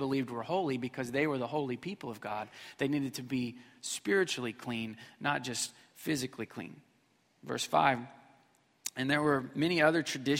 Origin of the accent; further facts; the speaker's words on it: Missouri, United States; moved away; I grew up in Missouri